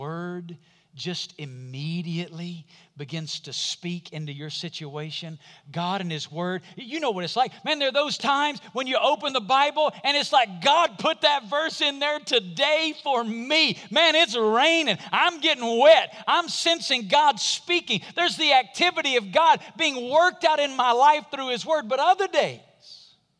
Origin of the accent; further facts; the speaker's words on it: Muscle Shoals, Alabama, United States; It's the bridge from my hometown, Muscle Shoals, Alabama